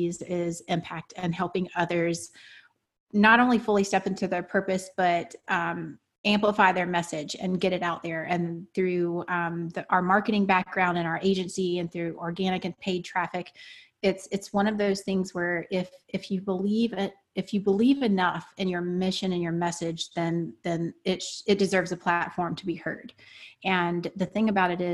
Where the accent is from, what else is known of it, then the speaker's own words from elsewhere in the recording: the South, United States; I was raised in the South, grew up on a dirt road